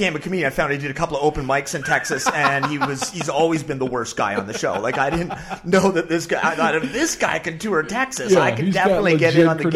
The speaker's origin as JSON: {"language": "English", "town": "Parksville", "region": "British Columbia", "country": "Canada", "tie": "born or raised there", "also_born_or_lived": "Victoria, British Columbia / Los Angeles", "lives_now": "Vancouver, Canada", "said": "I lived Victoria till like 10, then the parents got divorced. So I did a grade 6 to 12 stint up island in Parksville"}